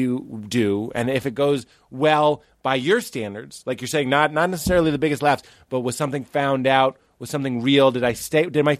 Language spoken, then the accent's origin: English; Boston, Massachusetts, United States; moved away as an adult; also born or lived in Chicago; I lived in Chicago. I'm from Boston. And I lived in Chicago for 3 years.